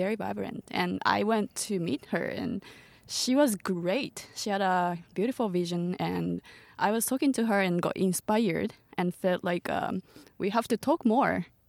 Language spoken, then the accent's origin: English; Tochigi, Japan; English is a second language; also born or lived in Nara Prefecture / United States; now in Tokyo, Japan; I'm from Tochigi Prefecture, which is like, uh, two hours away from Tokyo